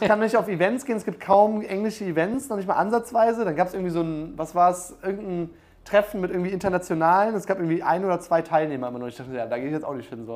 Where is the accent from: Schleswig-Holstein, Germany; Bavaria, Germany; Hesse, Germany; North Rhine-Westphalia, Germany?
Bavaria, Germany; Munich; ich komme aus München